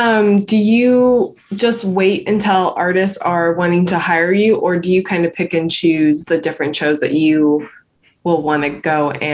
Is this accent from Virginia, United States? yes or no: no; Palmdale, California, United States; Samuel and I grew up in Palmdale. And our parents still live out there.